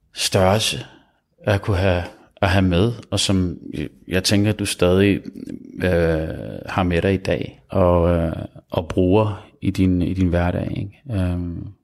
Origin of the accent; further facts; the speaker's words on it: Copenhagen, Capital Region of Denmark, Denmark; jeg er født i København